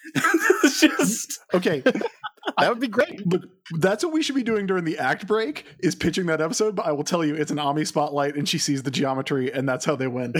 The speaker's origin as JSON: {"language": "English", "region": "American South", "country": "United States", "accent": "Southern", "said": "as I age, my accent is getting thicker"}